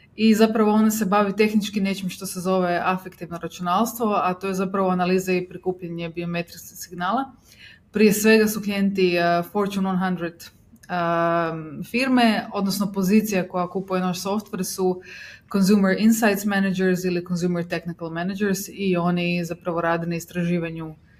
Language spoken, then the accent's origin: Croatian; Zagreb, City of Zagreb, Croatia; imam 32 godine, iz Zagreba sam